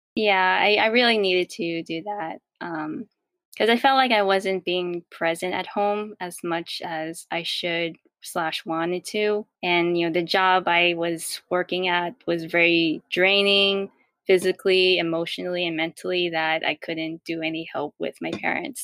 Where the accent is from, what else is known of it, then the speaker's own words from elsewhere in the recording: New York, United States; also born or lived in Queens, New York / Rockland County, New York; I was born, raised, and I still live in New York